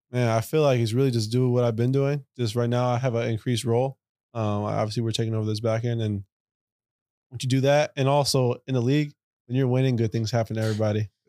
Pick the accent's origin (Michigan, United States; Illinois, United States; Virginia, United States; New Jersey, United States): Illinois, United States; Chicago; I live downtown, grew up in Logan Square on the north side.